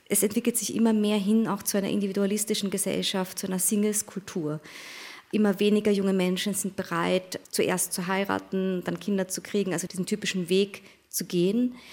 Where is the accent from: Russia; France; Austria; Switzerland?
Austria; Also ich bin so, wie ich jetzt hier vor Ihnen sitze, sowohl Österreicherin als auch Japanerin